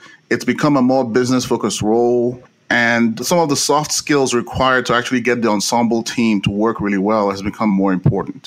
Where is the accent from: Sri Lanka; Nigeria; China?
Nigeria; moved away as an adult; now in United States; I was born in Nigeria and I came to the US to do grad school at USC